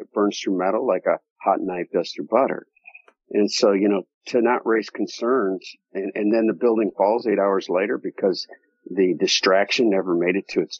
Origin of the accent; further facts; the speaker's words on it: United States; I'm from the United States